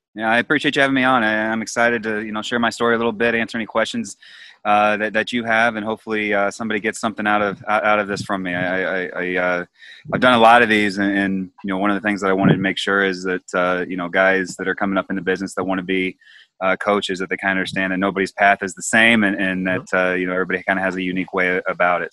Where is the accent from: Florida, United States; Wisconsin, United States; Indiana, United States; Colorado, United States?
Indiana, United States; Auburn; also born or lived in Texas; now in Chicago, United States; I grew up in Auburn, Indiana.